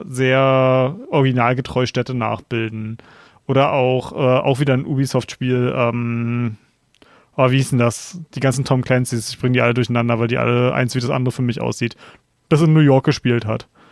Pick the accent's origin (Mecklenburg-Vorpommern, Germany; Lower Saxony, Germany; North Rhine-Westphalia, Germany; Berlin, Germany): Berlin, Germany; ich komme aus Berlin ähm, und wir haben so eine geile Clubszene hier in Berlin